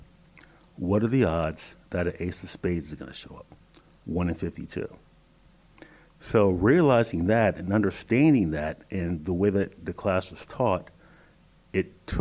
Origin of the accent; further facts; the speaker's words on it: Susquehanna Township, Pennsylvania, United States; also born or lived in Toledo, Ohio; I grew up in Susquehanna Township